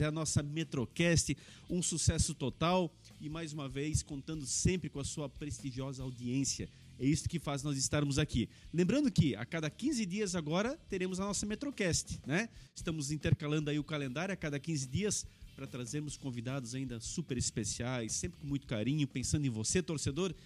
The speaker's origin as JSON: {"language": "Portuguese", "country": "Brazil", "said": "A gente, nós, como brasileiros"}